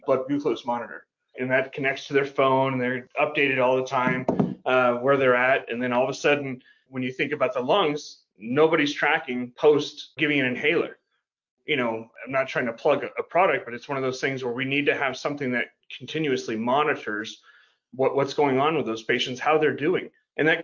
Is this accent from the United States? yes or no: yes; Houston, Texas, United States; I grew up in Houston, Texas, where there's refineries everywhere